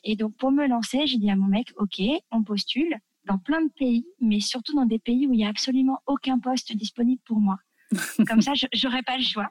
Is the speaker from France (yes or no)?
yes; France; moved away as an adult; also born or lived in Tunisia; quand on est français